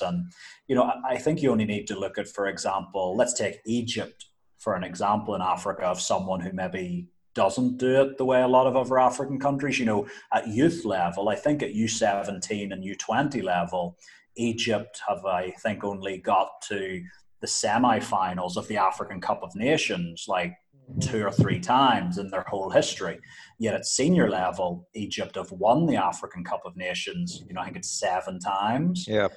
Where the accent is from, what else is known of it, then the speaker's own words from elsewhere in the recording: Northern Ireland, United Kingdom; moved away as an adult; now in Uganda; I was growing up in Northern Ireland